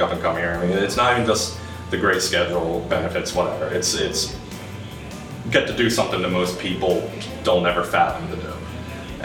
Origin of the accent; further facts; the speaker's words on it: Gloucester City, New Jersey, United States; Grew up, born and raised in Gloucester City